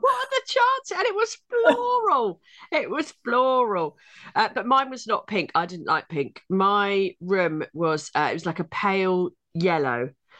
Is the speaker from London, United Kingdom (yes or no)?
yes; London, United Kingdom; also born or lived in Sheffield; I grew up in London, born in old South East London.